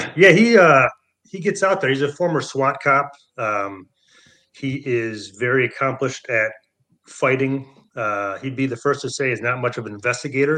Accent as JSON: {"language": "English", "region": "Michigan", "country": "United States", "tie": "born or raised there", "also_born_or_lived": "San Francisco", "moved": "yes", "said": "I grew up in Michigan, so, you know, I've always been a, a Michigan guy"}